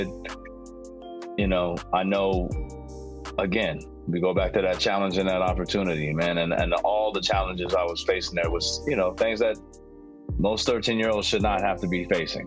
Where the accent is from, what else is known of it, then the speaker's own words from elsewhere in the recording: San Francisco, California, United States; now in Oakland, United States; I was from San Francisco